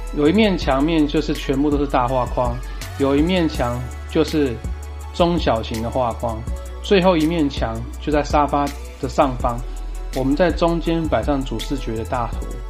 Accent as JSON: {"language": "Chinese", "region": "Taoyuan", "country": "Taiwan", "tie": "born or raised there", "said": "我本身是桃园人"}